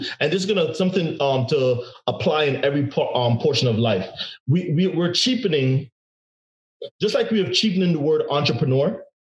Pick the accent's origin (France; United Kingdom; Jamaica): Jamaica; also born or lived in New York; I'm originally from Jamaica, but New York, you know what I'm saying?